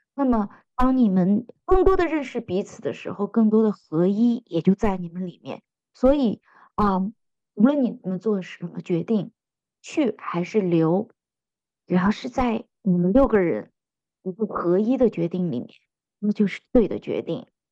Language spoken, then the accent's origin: Chinese; China; 我们中国人很喜欢那句话，家和万事兴